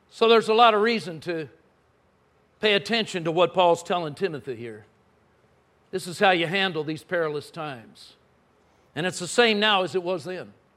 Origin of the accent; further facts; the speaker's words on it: Southern California, United States; now in Texas, United States; I grew up in Southern California.